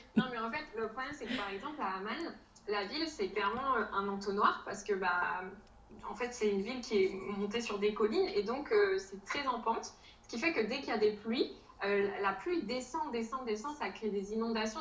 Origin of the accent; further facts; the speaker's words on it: a small town near Dunkirk, Hauts-de-France, France; moved away as an adult; also born or lived in Jordan; je viens du nord de la France dans une petite ville à côté de Dunkerque. Euh, et euh, avant ça, j'ai euh, toujours vécu en France